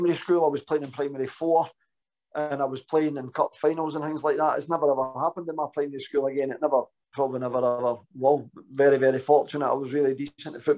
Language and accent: English; Danderhall, Scotland, United Kingdom; I grew up with an amazing mum and dad, lived in a wee village called Dander Hall